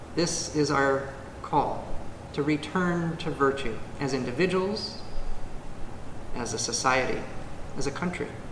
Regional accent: United States; as an American

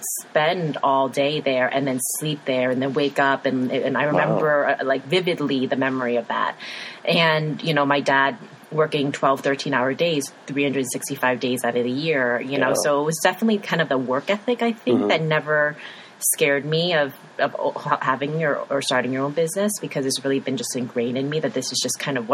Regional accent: New York, United States; also born or lived in Chicago; now in Missoula, United States; coming from growing up in New York, living in Chicago for over a decade

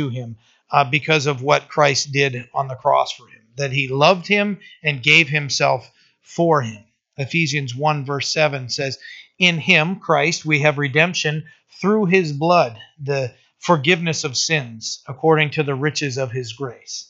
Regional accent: Bucksport, Maine, United States; I was born in the house. That's where I lived for my first 15 years of life.

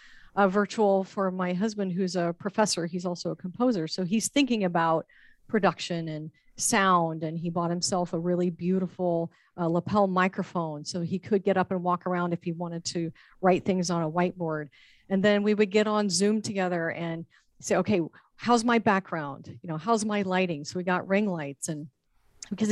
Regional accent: Texas, United States; moved away as an adult; now in Florida, United States; my home state of Texas

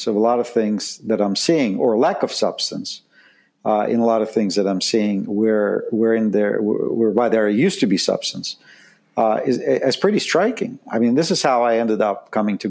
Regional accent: Saint Petersburg, Russia; moved away as an adult; I grew up in Leningrad, which is now St. Petersburg. And left in 1978 when I was 19 with my family

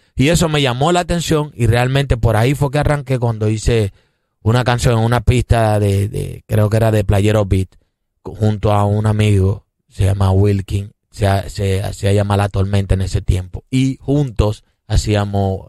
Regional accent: San Pedro de Macorís, Dominican Republic; now in Santo Domingo, Dominican Republic; yo soy de San Pedro de Macorís y vine para la capital

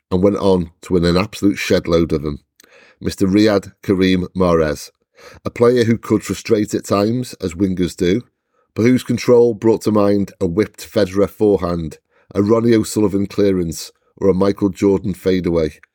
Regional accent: Wales, United Kingdom; even as a Welshman

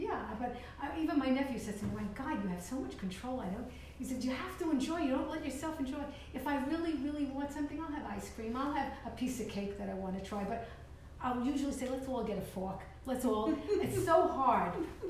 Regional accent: New York City, New York, United States; I grew up in Vandeveer Estates in East Brooklyn, East 26th Street.

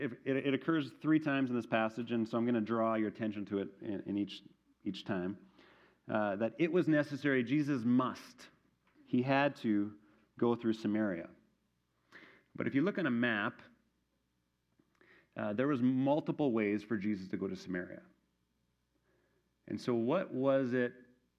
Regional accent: Manitoba, Canada; moved away; my hometown in Manitoba

